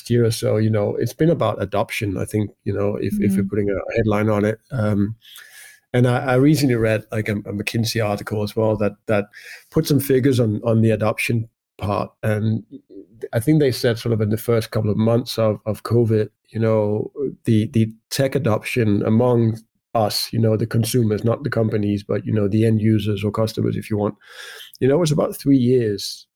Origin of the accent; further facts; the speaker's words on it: Denmark; also born or lived in United Kingdom; I moved back to Denmark. I am from Denmark